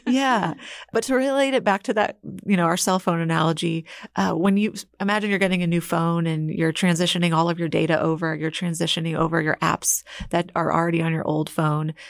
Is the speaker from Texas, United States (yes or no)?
yes; Houston, Texas, United States; I'm from Houston